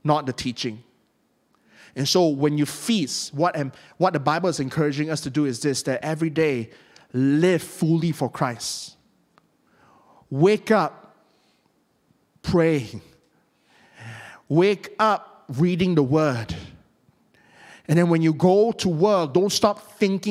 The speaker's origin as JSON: {"language": "English", "country": "Malaysia", "said": "I'm from Malaysia"}